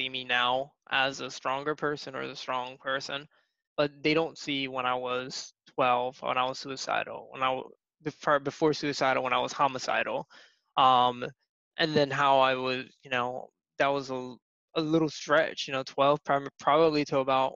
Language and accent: English; Atlantic City, New Jersey, United States; I'm originally from South Jersey, here in the States, and I grew up in the primarily like in the Atlantic City type of area